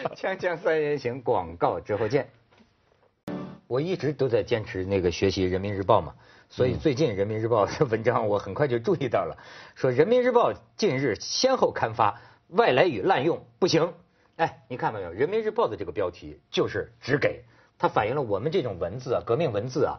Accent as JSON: {"language": "Chinese", "country": "China", "tie": "born or raised there", "said": "我就是生， 生在红旗下，长在大陆"}